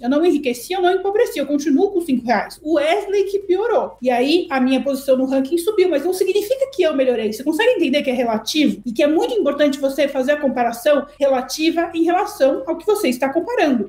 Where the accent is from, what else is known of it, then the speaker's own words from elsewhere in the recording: Brazil; Eu, brasileira